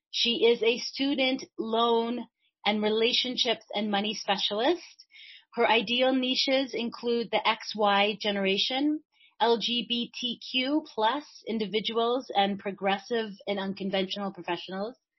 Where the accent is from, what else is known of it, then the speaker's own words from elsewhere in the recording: Chicago, Illinois, United States; I grew up in Chicago